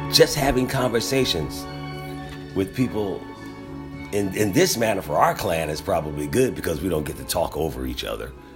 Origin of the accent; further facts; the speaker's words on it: Philadelphia, Pennsylvania, United States; We're from Philadelphia